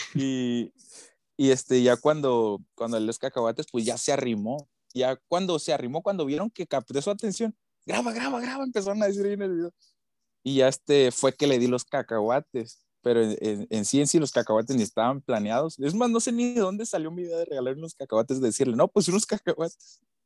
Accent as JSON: {"language": "Spanish", "town": "Tijuana", "region": "Baja California", "country": "Mexico", "said": "soy de aquí, yo vivo aquí en Tijuana"}